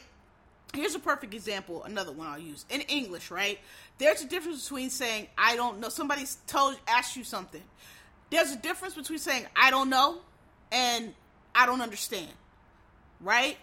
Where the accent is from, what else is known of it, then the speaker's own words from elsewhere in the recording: Philadelphia, Pennsylvania, United States; I'm from up north. I'm from Philly